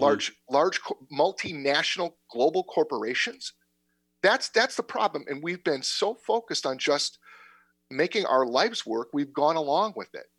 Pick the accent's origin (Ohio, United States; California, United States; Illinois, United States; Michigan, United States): Illinois, United States; Berwyn; now in Naperville, United States; I've lived in Naperville for a long time, and I grew up in Berwyn.